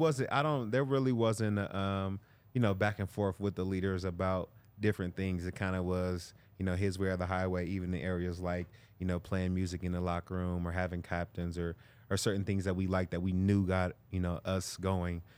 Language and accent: English; California, United States; I'm from California